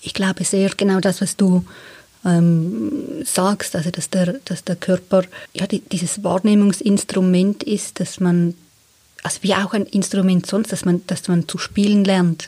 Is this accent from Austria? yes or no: no; Switzerland; ich bin eine Frau in der Schweiz geboren